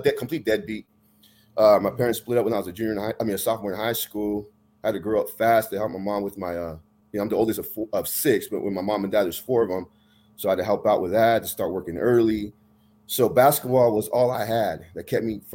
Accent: Tracy, California, United States; I grew up in Tracy. I graduated high school there

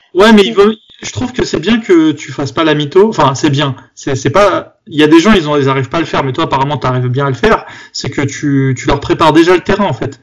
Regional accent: Bobigny, Île-de-France, France; quand j'étais petit, j'étais j'étais à Bobigny

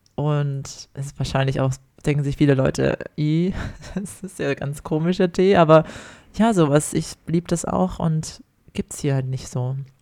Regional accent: Ore Mountains, Saxony, Germany; moved away as an adult; now in Australia; ich komme ja aus dem Erzgebirge, aus dem Weihnachtsland

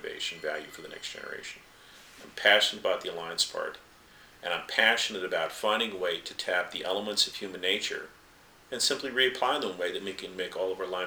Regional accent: the American West, United States; when I was a young man growing up in the West

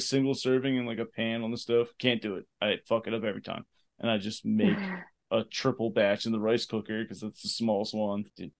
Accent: Abington, Pennsylvania, United States; I was born in Abington Hospital.

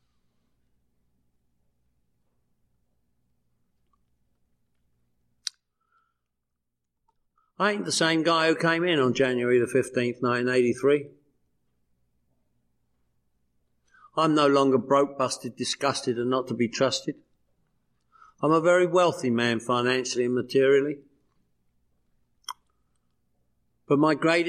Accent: London, United Kingdom; now in Los Angeles, United States; every year I go home to London, England, where I'm from. I'm from London, England. You probably picked up on that, right? This is the way I speak.

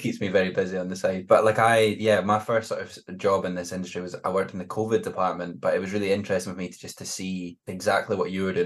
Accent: Glenrothes, Scotland, United Kingdom; moved away; also born or lived in Edinburgh / Glasgow; I'm a fifer, so it's not too far away

